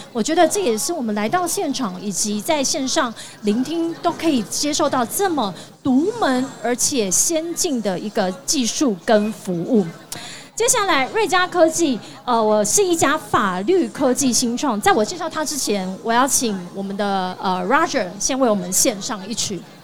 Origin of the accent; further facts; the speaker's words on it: Tainan, Taiwan; moved away; 我回到台南了，有我的故乡